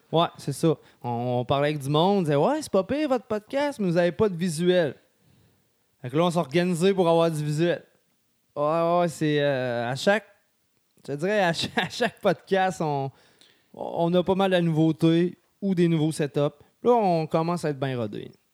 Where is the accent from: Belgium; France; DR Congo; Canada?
Canada; Sainte-Marie, Quebec; moved away; also born or lived in Lévis; je viens de Sainte-Marie